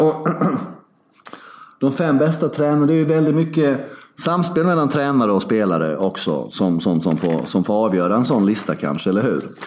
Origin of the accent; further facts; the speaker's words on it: Sweden; jag är ju svensk